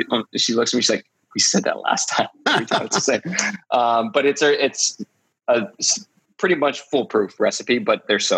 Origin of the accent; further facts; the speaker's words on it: Columbus, Ohio, United States; moved away as an adult; we grew up in Columbus. It's Midwestern. It's cold in the winter. It's hot in the summers and you get a nice fall.